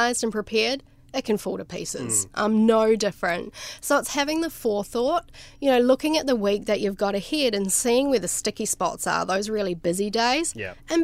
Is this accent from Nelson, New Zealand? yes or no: yes; Nelson, New Zealand; where I grew up in New Zealand, it's the place is called Nelson